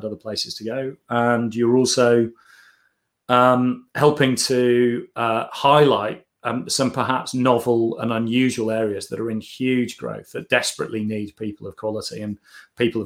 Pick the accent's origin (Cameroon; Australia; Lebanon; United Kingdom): United Kingdom; we're all British